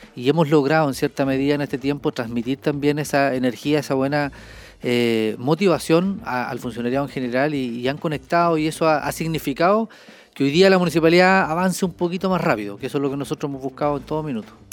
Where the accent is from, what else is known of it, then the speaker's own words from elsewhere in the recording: Coihueco, Ñuble, Chile; also born or lived in Chillán; yo soy oriundo de Coihueco